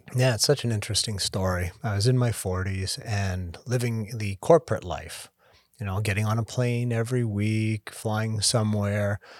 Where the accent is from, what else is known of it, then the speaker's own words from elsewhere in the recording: Canada; moved away as an adult; now in United States; I'm Canadian originally. Been down in the States for twenty years.